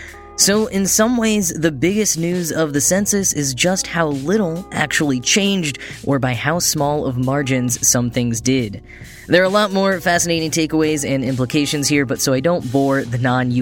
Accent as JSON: {"language": "English", "region": "Texas", "country": "United States", "tie": "born or raised there", "moved": "yes", "lives_now": "New York, United States", "said": "my home state of Texas"}